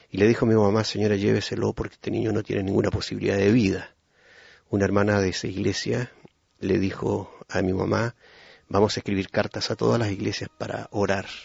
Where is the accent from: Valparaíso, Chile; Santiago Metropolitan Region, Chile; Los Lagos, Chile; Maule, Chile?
Los Lagos, Chile; Puerto Montt; born there; Yo nací en Puerto Montt ya hace más de medio siglo